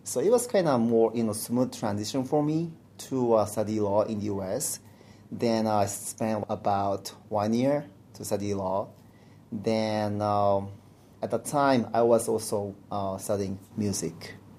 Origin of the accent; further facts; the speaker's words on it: Japan; English is a second language; moved away as an adult; also born or lived in Louisiana / New Orleans; I was born and raised in Japan